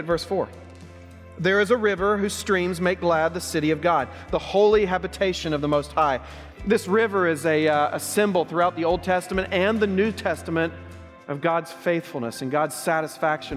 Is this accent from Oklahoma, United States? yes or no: yes; Oklahoma, United States; growing up in Oklahoma